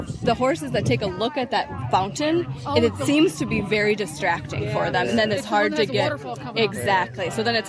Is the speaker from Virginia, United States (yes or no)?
no; Minneapolis, Minnesota, United States; I'm from Minneapolis.